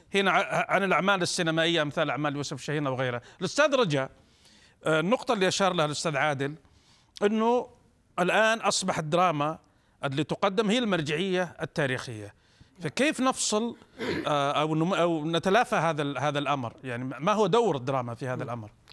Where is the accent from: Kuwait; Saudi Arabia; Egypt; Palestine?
Saudi Arabia; عندنا في السعوديه